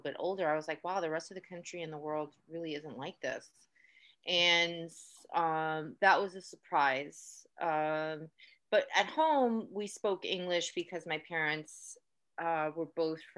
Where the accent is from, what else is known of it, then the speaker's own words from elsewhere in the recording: New York City, New York, United States; I grew up in New York, in Queens specifically